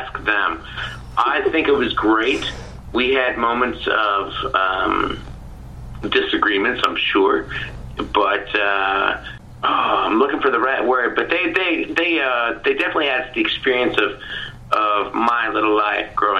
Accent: Ontario, Canada; I grew up in Ontario

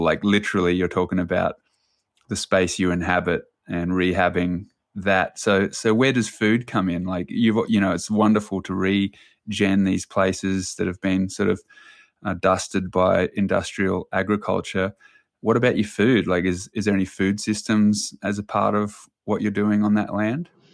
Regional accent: New Zealand; I was born in New Zealand

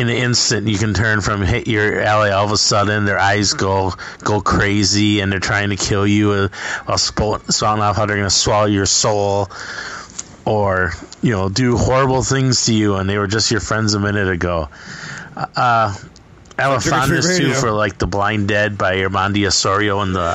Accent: Midwest, United States; I'm from the Midwest

